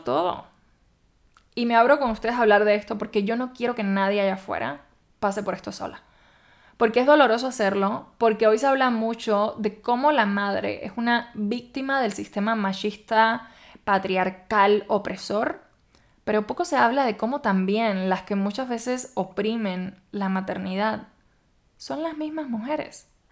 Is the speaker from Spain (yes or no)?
no; Cuba; moved away as an adult; now in Mexico; en mi país la verdad no es costumbre ni cultura hacer eso